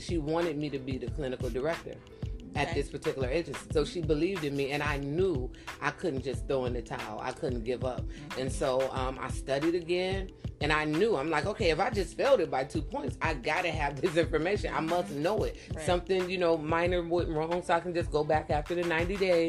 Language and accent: English; a few miles from Cleveland, Ohio, United States; it was a few miles away from my hometown. I believe it was in Cleveland, Ohio.